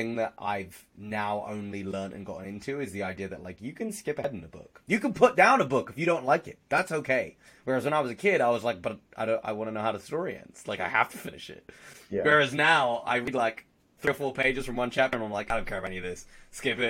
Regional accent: England, United Kingdom; I'm English

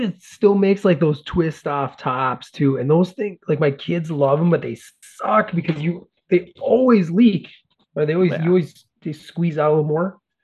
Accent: Carrington, North Dakota, United States; when I was a young fat kid growing up in North Dakota

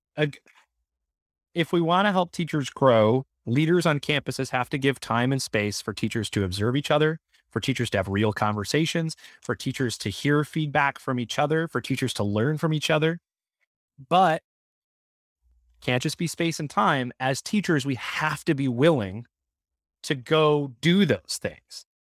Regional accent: Michigan, United States; I grew up in Michigan

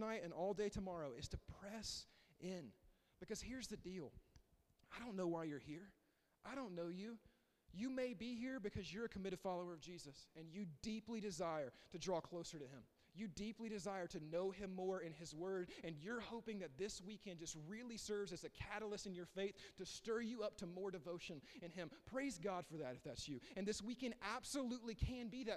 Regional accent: the South, United States; I grew up here. I grew up in the South

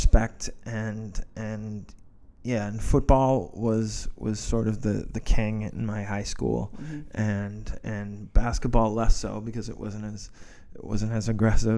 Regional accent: Massachusetts, United States; I grew up in New England, in Massachusetts, during the 70s mm-hmm. and 80s

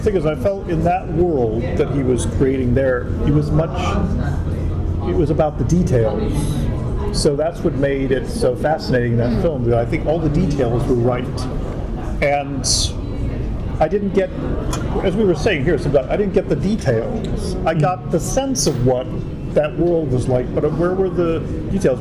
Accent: United States; I'm an American living there

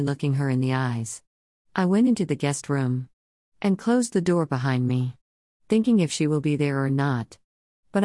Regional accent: the North, United States; now in Texas, United States; I grew up in the North

